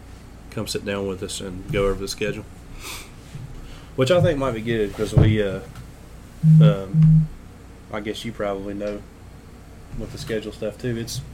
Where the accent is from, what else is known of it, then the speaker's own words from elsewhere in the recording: South Carolina, United States; I'm from South Carolina.